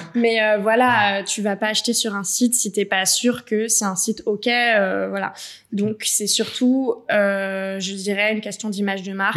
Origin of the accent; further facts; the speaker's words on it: Paris, Île-de-France, France; moved away as an adult; now in Marseille, France; je suis parisienne